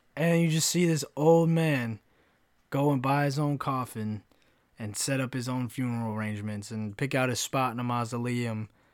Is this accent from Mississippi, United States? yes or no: no; Kentucky, United States; now in Florida, United States; where I grew up in Kentucky